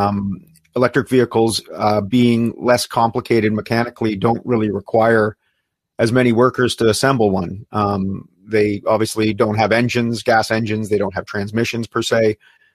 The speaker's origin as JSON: {"language": "English", "town": "Sarnia", "region": "Ontario", "country": "Canada", "tie": "born or raised there", "said": "I grew up in Sarnia, Ontario"}